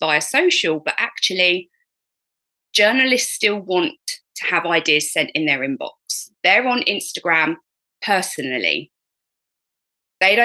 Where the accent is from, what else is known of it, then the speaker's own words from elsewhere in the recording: United Kingdom; me being British and polite